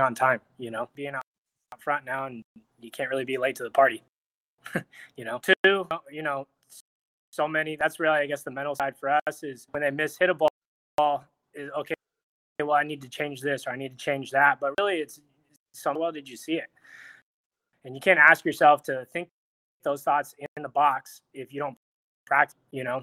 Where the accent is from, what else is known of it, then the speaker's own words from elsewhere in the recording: just outside of Los Angeles, California, United States; I grew up in just outside of Los Angeles